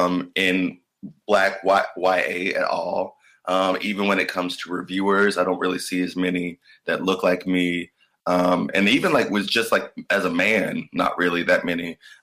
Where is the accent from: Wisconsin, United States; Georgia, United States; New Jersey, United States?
Georgia, United States; Atlanta; I identify as a creative. I'm from Atlanta, Georgia.